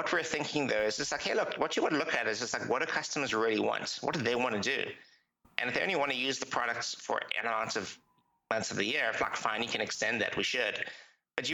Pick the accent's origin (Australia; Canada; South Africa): South Africa; I'm a South African